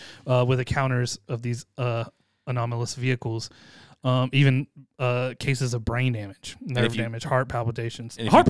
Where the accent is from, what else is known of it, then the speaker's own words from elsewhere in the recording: Boston, Massachusetts, United States; I'm from Southie.